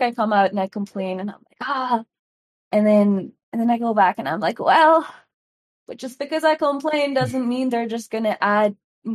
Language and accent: English; India; I am an Indian woman